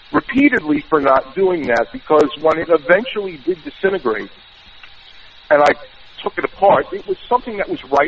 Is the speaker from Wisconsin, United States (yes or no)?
no; New York, United States; accent: New York; my New York accent